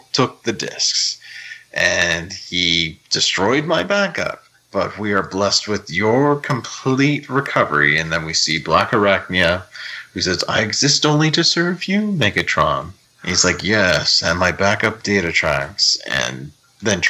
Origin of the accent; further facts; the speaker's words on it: Canada; I'm from Canada.